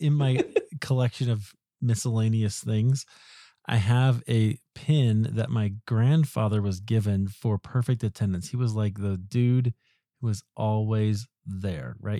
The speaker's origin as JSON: {"language": "English", "region": "Iowa", "country": "United States", "also_born_or_lived": "Highland Park, Illinois", "moved": "yes", "said": "I'm also from the Midwest, from, from Iowa"}